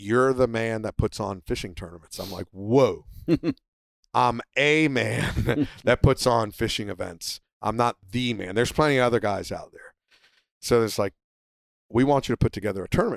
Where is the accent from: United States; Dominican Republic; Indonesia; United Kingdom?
United States; United States